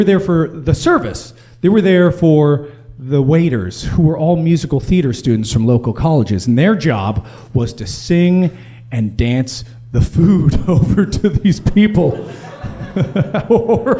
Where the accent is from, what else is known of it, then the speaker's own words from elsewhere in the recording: United States; I'm an American.